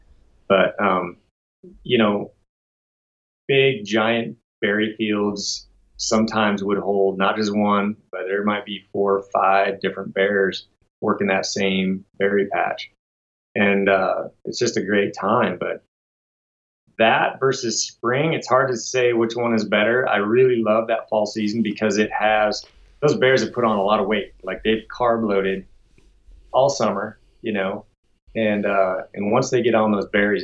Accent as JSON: {"language": "English", "region": "Washington", "country": "United States", "said": "Like I said, I came from Washington State, where very limited tags to pull a good spring tag."}